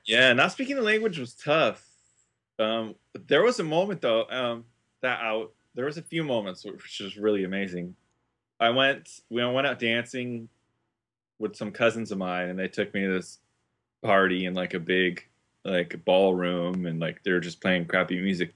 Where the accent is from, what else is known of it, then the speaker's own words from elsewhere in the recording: Isla Vista, California, United States; growing up in I V, it was the college town